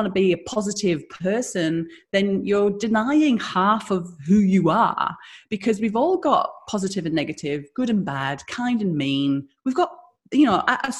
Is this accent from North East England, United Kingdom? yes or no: yes; the Northeast, North East England, United Kingdom; moved away as an adult; now in Australia; I'm from the Northeast, so my accent means that I'm poor and stupid.